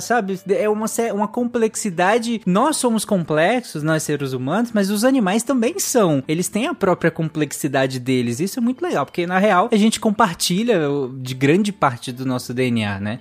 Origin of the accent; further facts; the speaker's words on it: Pará, Brazil; eu cresci no Pará